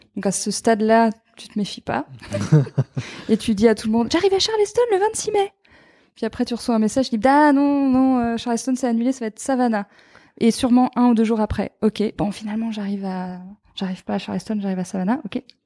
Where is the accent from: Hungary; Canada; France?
France; Normandy; j'ai grandi donc en Normandie au bord de la mer